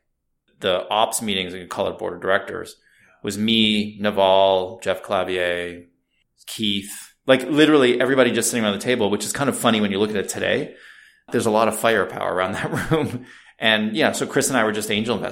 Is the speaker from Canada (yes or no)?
yes; Canada; moved away as an adult; now in United States; being originally Canadian